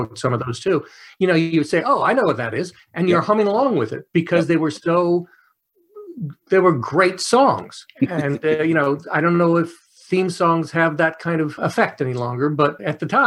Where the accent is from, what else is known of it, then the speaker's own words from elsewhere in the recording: Los Angeles, California, United States; I'm born and raised in Los Angeles.